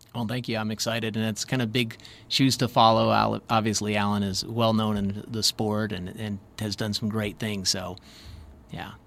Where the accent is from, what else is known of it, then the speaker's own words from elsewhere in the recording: Michigan, United States; moved away; I'm originally from Michigan